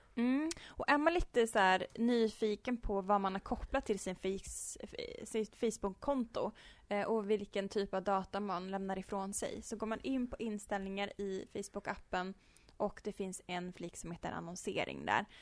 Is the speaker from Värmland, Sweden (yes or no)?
yes; Uddeholm, Värmland, Sweden; now in Karlstad, Sweden; Jag är uppvuxen i norra Värmland i en liten ort som heter Uddeholm.